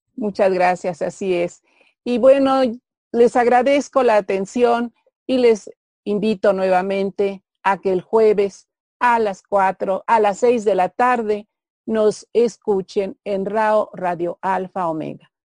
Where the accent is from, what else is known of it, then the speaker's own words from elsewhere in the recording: Mexico; como mexicanos